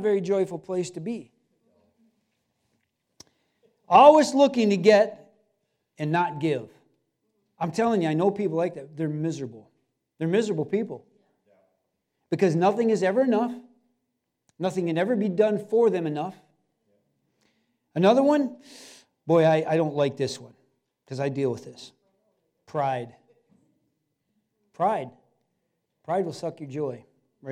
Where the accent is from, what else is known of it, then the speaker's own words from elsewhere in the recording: Cedarville, United States; we were both born and raised in Cedarville, and grew up on the water